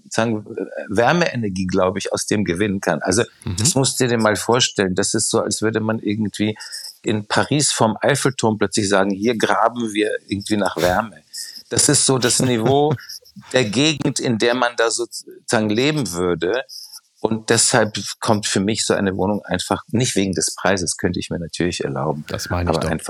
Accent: Prague, Czechia; Ich war gerade in Prag, was meine Heimatstadt ist, äh, wo ich auch manchmal öfters bin

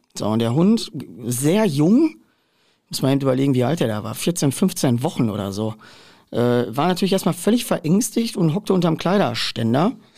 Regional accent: central Ruhr area, North Rhine-Westphalia, Germany; ich komme ja aus der Mitte des Ruhrgebiets

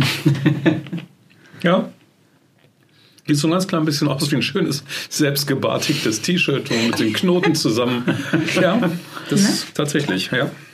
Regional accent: Germany; bei uns in Deutschland

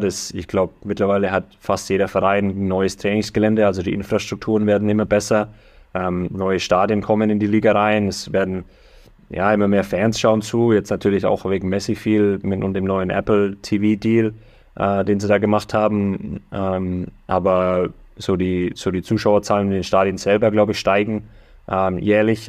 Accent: Germany; moved away as an adult; now in United States; ich bin immer noch Deutscher, deutsches Blut fließt durch, durch meine Adern hier

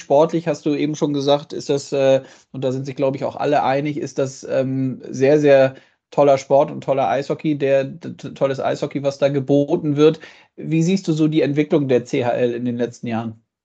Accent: Germany; bei uns in Deutschland

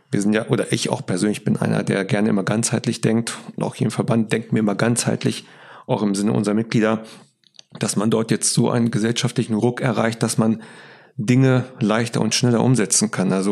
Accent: Hanover, Lower Saxony, Germany; Das darf man als Hannoveraner ja trotzdem sagen.

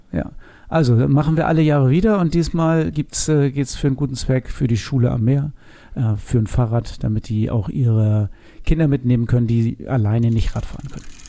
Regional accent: Northern Germany, Germany; hier bei uns in Norddeutschland

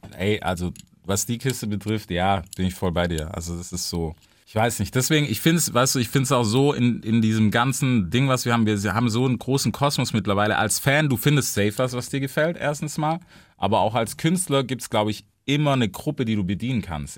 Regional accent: the American South, United States; now in Germany; ich komme aus dem Süden, weißt du so, also auch aus Amerika und aus dem Süden

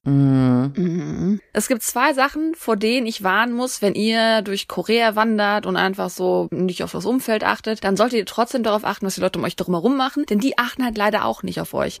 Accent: Germany; wenn ich als Deutsche ins Ausland gehe

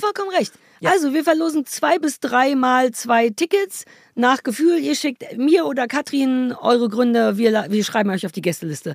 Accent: Berlin, Germany; moved away as an adult; Ich bin ja wirklich in Berlin Mitte geboren und habe da immer gelebt

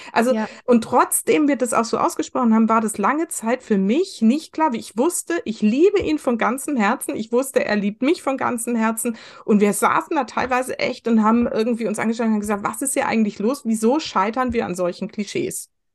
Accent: West Germany, Germany; ich bin im Westen groß geworden

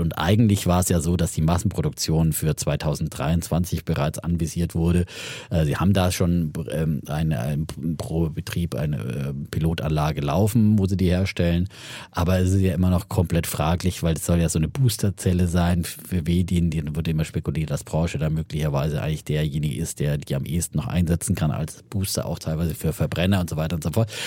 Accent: near Ellwangen and Nördlingen, Franconia, Germany; moved away; wir sind ja äh, da in Franken, da hart an der Grenze

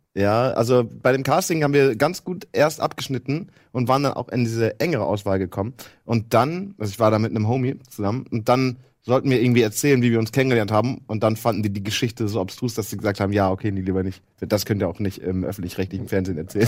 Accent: East Frisia, Lower Saxony, Germany; ich bin halt aus Friese

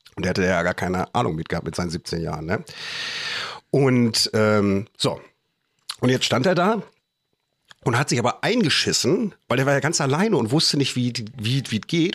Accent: Germany; bei uns in Deutschland

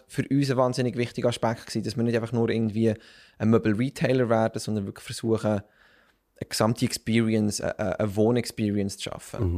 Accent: Bern, Switzerland; ich bin aufgewachsen und geboren in Bern

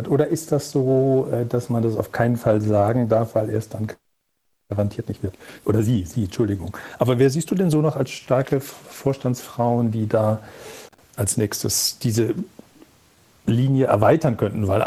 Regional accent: Walldorf, Baden-Württemberg, Germany; Ich stamme ja aus Waldorf, kenne mich da auch ein bisschen aus.

